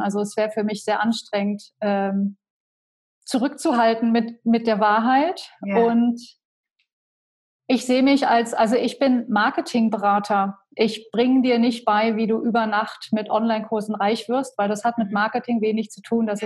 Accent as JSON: {"language": "German", "town": "Köthen", "region": "Saxony-Anhalt", "country": "Germany", "tie": "born or raised there", "also_born_or_lived": "Berlin", "moved": "as an adult", "said": "ich bin aufgewachsen in Köthen in Sachsen-Anhalt"}